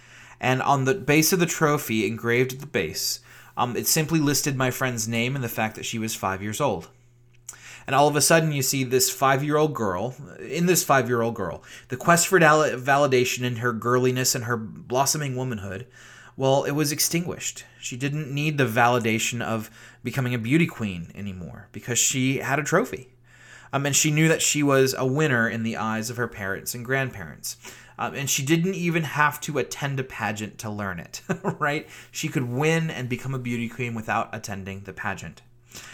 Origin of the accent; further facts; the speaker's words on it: Virginia, United States; You know, not like the white-collar South, you know, the genteel South that I grew up in Virginia.